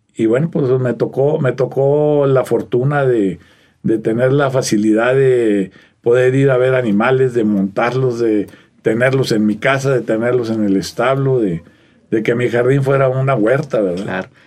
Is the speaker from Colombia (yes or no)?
no; Arteaga, Coahuila, Mexico; soy originario de, de Coahuila